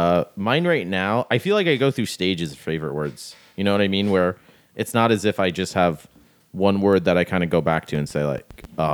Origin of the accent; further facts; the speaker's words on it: Florida, United States; also born or lived in New York; we grew up in Florida in the 90s and there was three kids